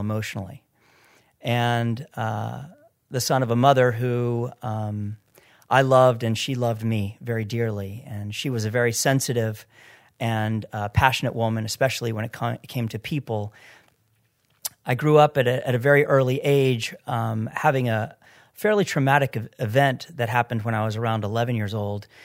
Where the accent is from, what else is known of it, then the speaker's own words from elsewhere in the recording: Florida, United States; I grew up in Florida